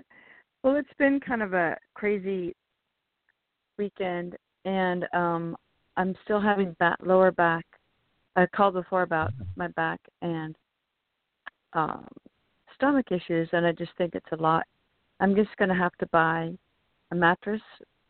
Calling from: California, United States

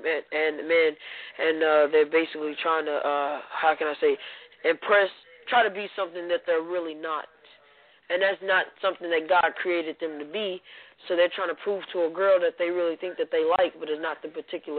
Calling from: Nashville, Tennessee, United States; I'm calling from Nashville, Tennessee.

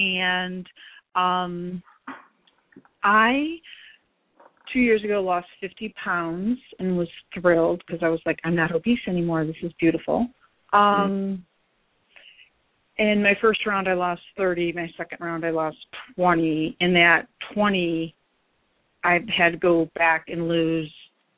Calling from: Chicago, Illinois, United States; I'm calling from Chicagoland

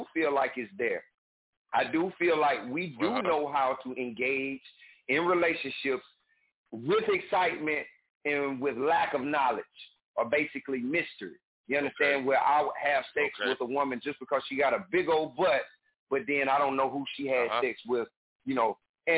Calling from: South Carolina, United States; I'm calling from South Carolina.

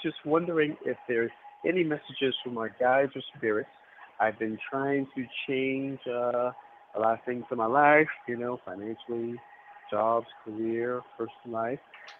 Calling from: New York, United States; I'm calling from New York.

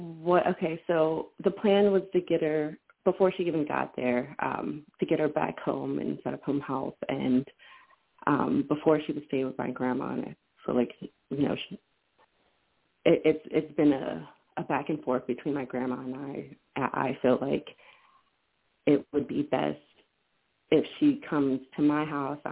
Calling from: Maryland, United States; I am calling from Maryland

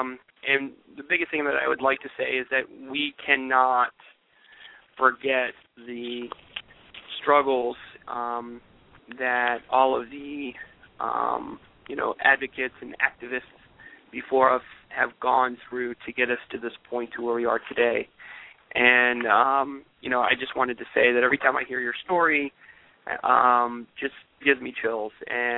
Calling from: Charlottesville, Virginia, United States; from Charlottesville

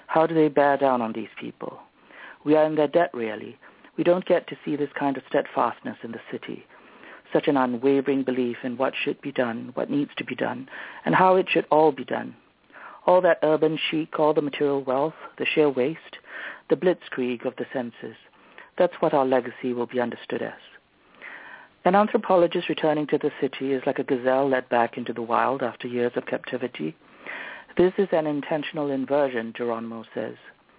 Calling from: Singapore; … from Singapore.

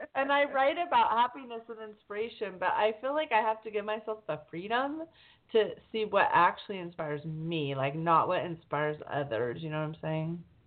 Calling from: California, United States; I'm calling from California.

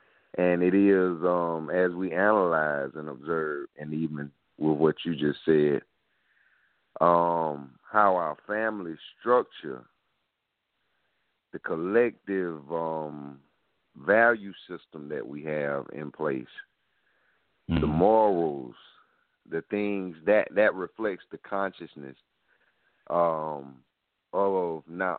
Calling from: South Carolina, United States; I'm calling from South Carolina.

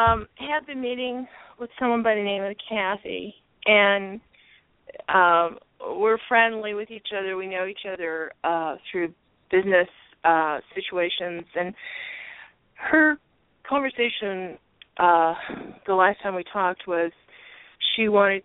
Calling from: Arizona, United States; … from Arizona.

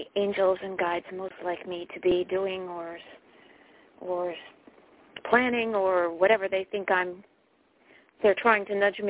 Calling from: Connecticut, United States; I'm calling from Connecticut.

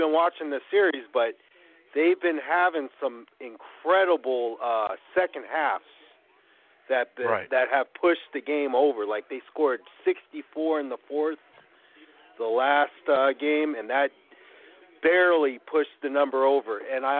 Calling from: Cleveland, Ohio, United States; I'm calling from Cleveland

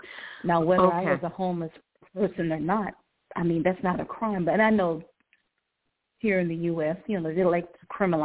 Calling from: Cleveland, Ohio, United States; Hi, Ilene. I'm calling from

